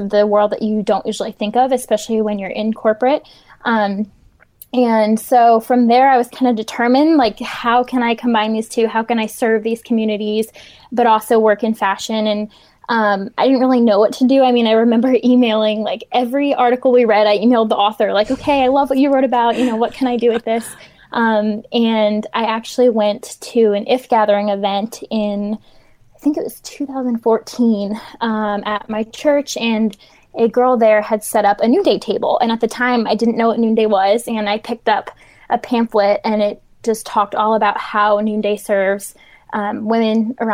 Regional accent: New Jersey, United States; also born or lived in Pennsylvania; now in Charlotte, United States; Um, I'm originally from New Jersey, um, Pennsylvania. I kind of grew up back and forth between the two, and I'm now located in Charlotte, North Carolina.

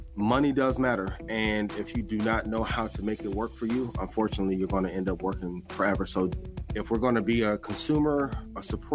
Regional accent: East Chicago, Indiana, United States; I'm originally from East Chicago, Indiana.

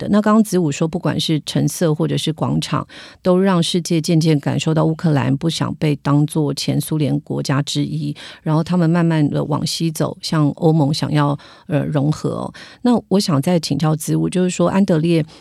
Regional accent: Taiwan; 我们台湾人

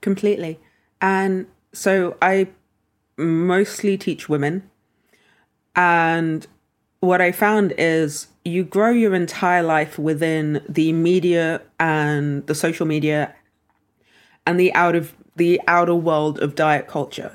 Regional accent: London, United Kingdom; we lived in London.

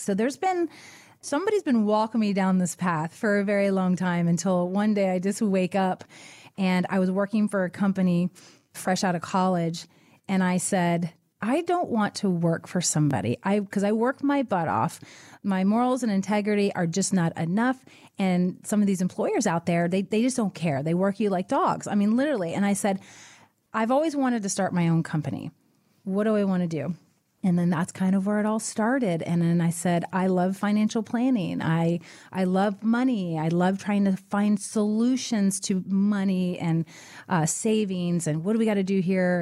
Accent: Florida Keys, United States; I'm from the Keys

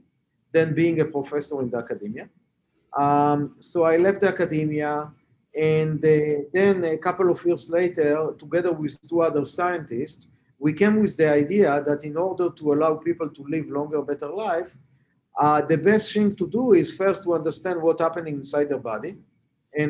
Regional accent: Israel; English is a second language; moved away as an adult; also born or lived in Boston; As you can hear from my accent, I'm not a Native American. I was born and raised in Israel.

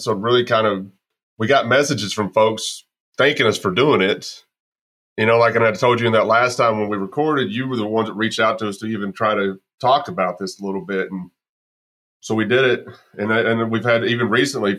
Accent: Texas, United States; moved away; also born or lived in Arkansas; I'm being from Texas

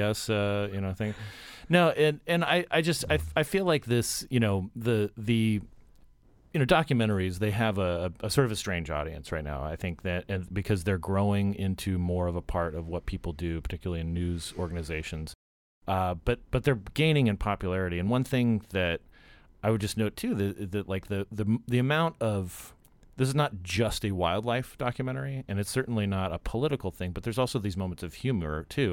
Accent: Arizona, United States; I'm a Westerner myself. I grew up in Arizona. I grew up on a cattle ranch

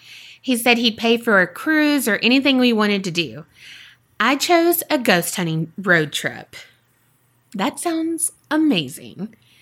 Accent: Louisiana, United States; I'm from Louisiana, so it was a nice circle around the states.

